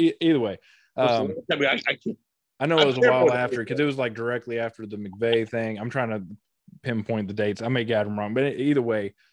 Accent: Ohio River Valley, United States; I grew up in the Ohio River Valley

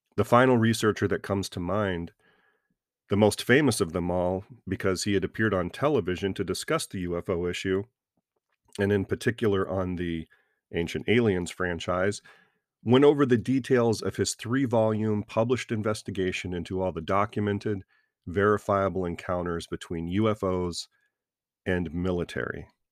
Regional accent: American South, United States; I was raised a Christian in the American South

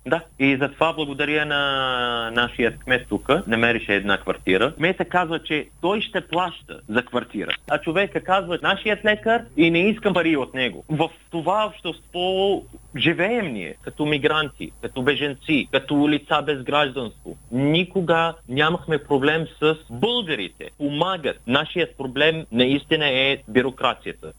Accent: Kuwait; Bulgarian is a second language; moved away as an adult; now in Bulgaria; Аз бях роден в Кувейт като лице без гражданство

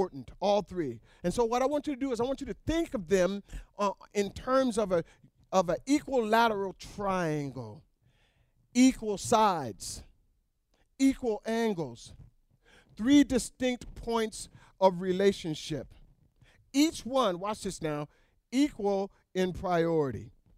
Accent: North Pole, Alaska, United States; moved away; I was raised in North Pole, Alaska

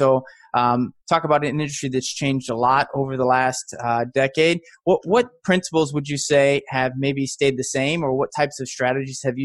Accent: Midwest, United States; We're both from the Midwest

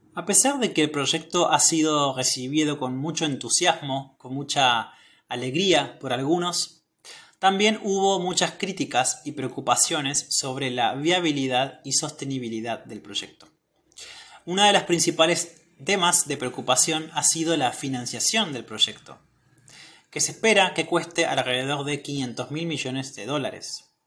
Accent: Argentina; soy de Argentina

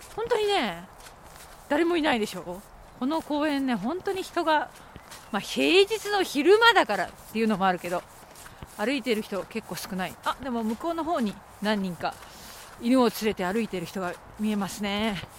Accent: Okayama, Japan; moved away; 私のふるさと岡山は雪がほとんど降らない

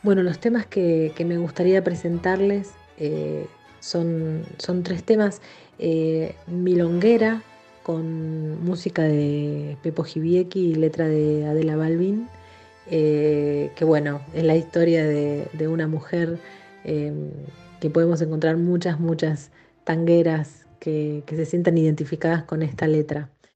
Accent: Buenos Aires, Argentina; yo soy nacida aquí en Buenos Aires

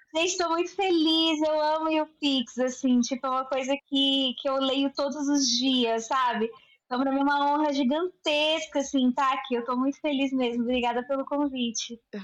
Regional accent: Belo Horizonte, Minas Gerais, Brazil; eu tenho 29 anos, sou de Belo Horizonte

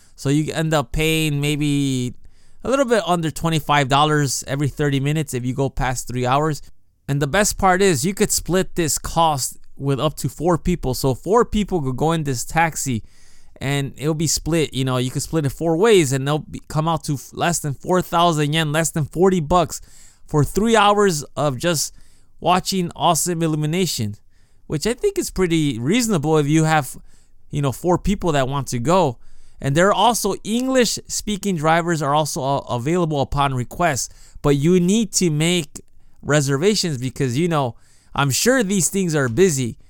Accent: Chicago, Illinois, United States; now in Japan; when I was a kid growing up in Chicago

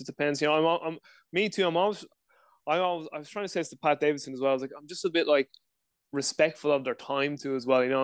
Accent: Dublin, Leinster, Ireland; I'm from Dublin, Ireland, live in Ireland uh, currently as well

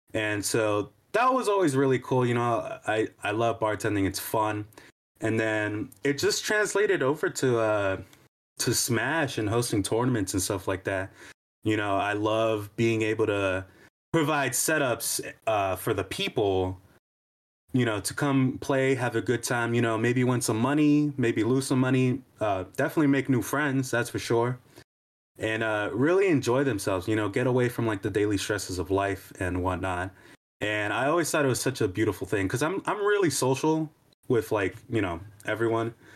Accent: New York, United States; I grew up in New York

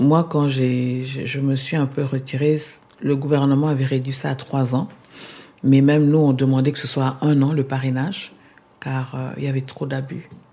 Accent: Kinshasa, DR Congo; moved away as an adult; also born or lived in Argentina / Quebec; now in Montreal, Canada; Je suis née à Kinshasa

